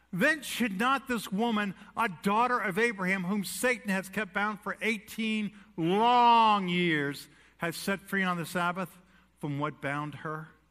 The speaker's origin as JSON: {"language": "English", "town": "New York City", "region": "New York", "country": "United States", "tie": "born or raised there", "said": "I was born in New York City"}